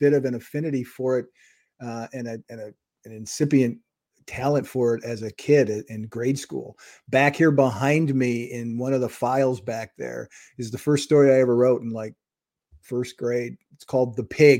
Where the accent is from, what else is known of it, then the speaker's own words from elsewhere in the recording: Wisconsin, United States; my hometown in Wisconsin